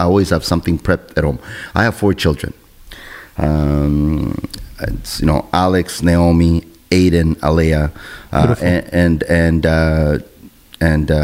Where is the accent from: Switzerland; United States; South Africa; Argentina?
Argentina; also born or lived in Montreal, Canada; now in Canada; I come from Argentina, the land of Italians